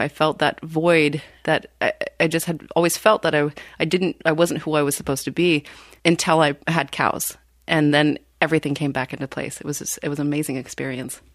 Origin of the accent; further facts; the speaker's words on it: Washington, United States; now in Wisconsin, United States; I grew up in Washington State on a dairy farm.